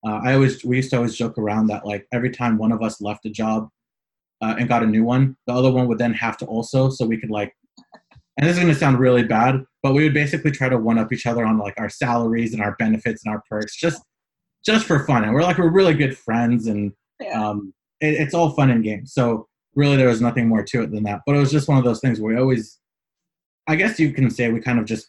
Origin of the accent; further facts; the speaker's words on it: San Francisco, California, United States; moved away as an adult; now in Los Angeles, United States; I was born and raised in San Francisco. I currently live in Southern California, Los Angeles